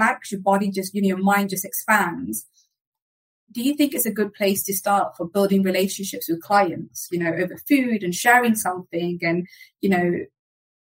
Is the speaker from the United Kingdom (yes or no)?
yes; United Kingdom; now in Spain; I'm British Indian